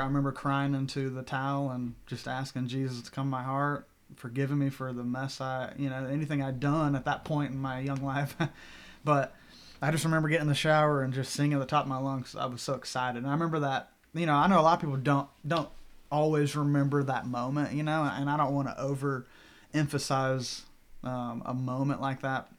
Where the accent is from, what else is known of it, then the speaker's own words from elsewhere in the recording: Bentonville, Arkansas, United States; moved away; I'm originally from Bentonville, Arkansas, home of Walmart. Born and raised